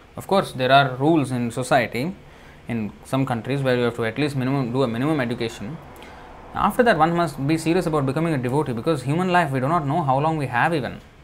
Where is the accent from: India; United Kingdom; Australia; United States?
India; born or raised there; English is a second language